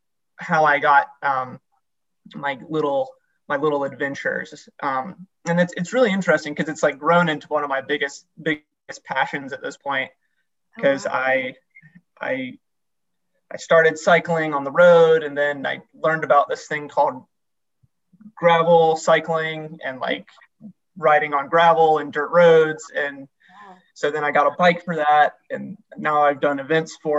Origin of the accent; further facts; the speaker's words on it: Morganton, North Carolina, United States; I'm from Morganton, North Carolina, and that's like at the foothills of the Blue Ridge Mountains. I live really close to the Linville Gorge, Grandfather Mountain, and I just sort of like grew up in the mountains